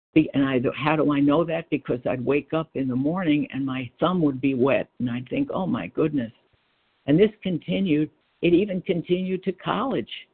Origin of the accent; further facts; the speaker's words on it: Freeport, New York, United States; moved away as an adult; also born or lived in Brooklyn, New York / Batavia, Illinois; I was born in Brooklyn. We lived in Brooklyn, and then we moved out to a little town on Long Island called Freeport